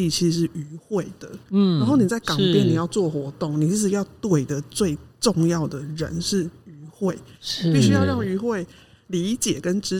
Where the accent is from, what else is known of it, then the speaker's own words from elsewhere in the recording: Yilan County, Taiwan; 我是宜兰人，